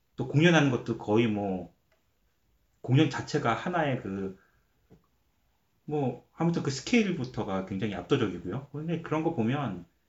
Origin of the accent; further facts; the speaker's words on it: South Korea; now in Canada; 저도 한국 사람이지만